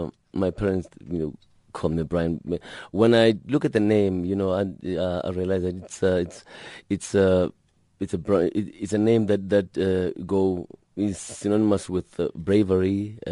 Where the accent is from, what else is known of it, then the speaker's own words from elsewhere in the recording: Gugulethu, Western Cape, South Africa; I grew up in Gugulethu, and in Gugulethu, they most of the houses then, they were like a train, you know, like one house is connected to the next one by just one layer of bricks.